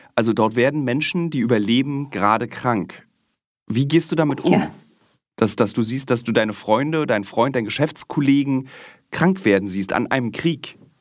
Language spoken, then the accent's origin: German; East Germany, Germany; als Ossi